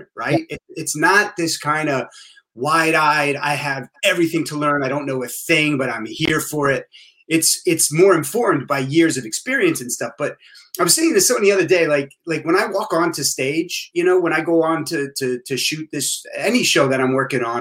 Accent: New Jersey, United States; also born or lived in Boston; we're all from Boston originally, but then I grew up mostly in New Jersey

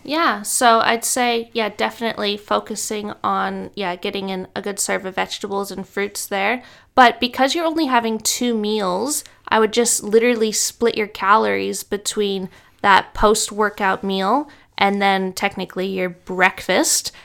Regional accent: Canada; now in Brisbane, Australia; I'm from Canada

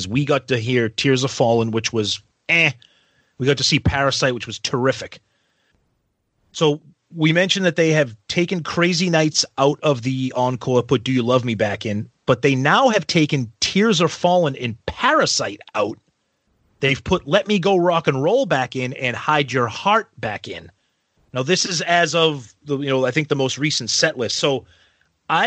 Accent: Boston, Massachusetts, United States; We're from Boston.

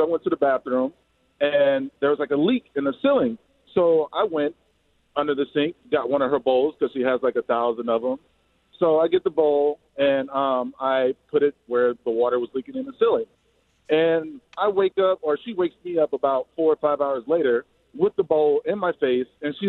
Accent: Mississippi, United States; now in Iowa, United States; So I'm originally from Mississippi. I live in Iowa now.

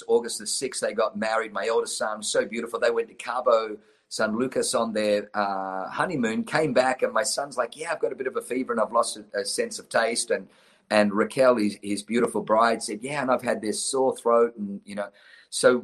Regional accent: Australia; also born or lived in Germany / New Zealand; now in United States; I was born in Germany, grew up in Australia, lived in New Zealand, and then moved to the United States of America

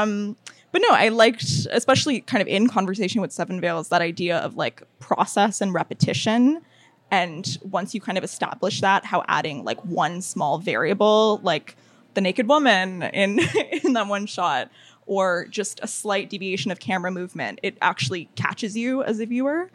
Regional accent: United States; now in Toronto, Canada; I was born in the States

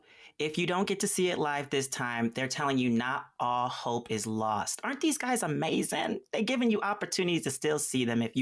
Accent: Columbus, Ohio, United States; I am from Columbus, Ohio, and they are very passionate.

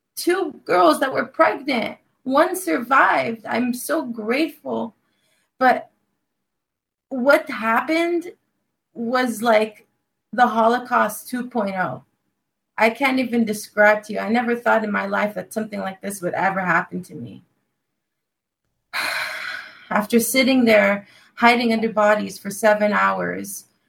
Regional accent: Los Angeles, California, United States; I'm from Los Angeles, California

